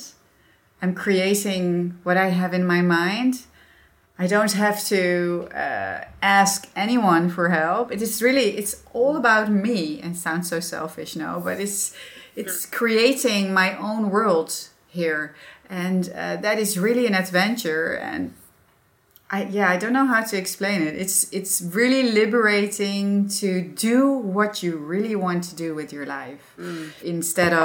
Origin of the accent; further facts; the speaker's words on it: Netherlands; accent: Dutch; English is a second language; being a Dutch with my accent and everything